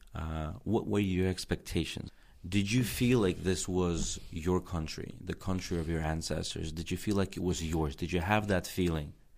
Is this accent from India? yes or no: no; Tajikistan; English is a second language; when I was growing up in Tajikistan